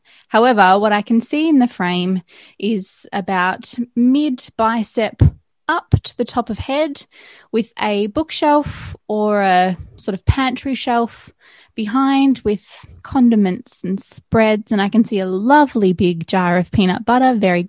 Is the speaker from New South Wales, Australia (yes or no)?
no; Gold Coast, Queensland, Australia; now in Melbourne, Australia; I'm from the Gold Coast, yeah.